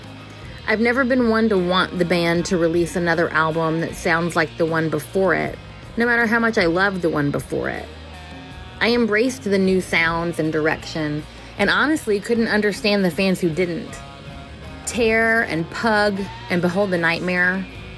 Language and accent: English; New Orleans, Louisiana, United States; I'm from New Orleans, Louisiana